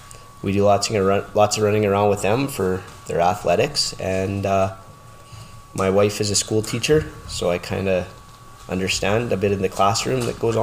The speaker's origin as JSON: {"language": "English", "town": "Lloydminster", "country": "Canada", "tie": "born or raised there", "said": "I grew up in Lloyd. We moved here when I was 4 years old"}